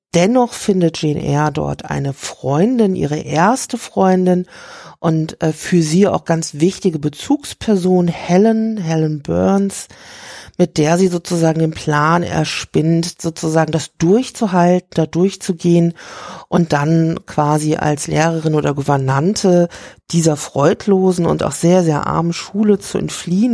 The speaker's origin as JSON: {"language": "German", "region": "Rhine-Main", "country": "Germany", "said": "ich komme aus der Rhein-Main-Region"}